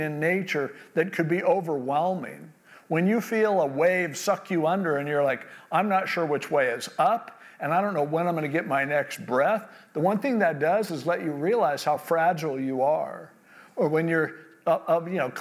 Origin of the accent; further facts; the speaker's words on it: California, United States; born and raised in California